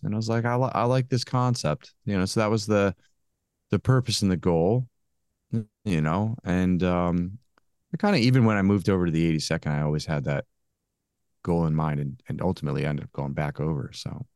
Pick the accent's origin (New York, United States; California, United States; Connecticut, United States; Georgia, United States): Connecticut, United States; now in Maryland, United States; I'm originally from Connecticut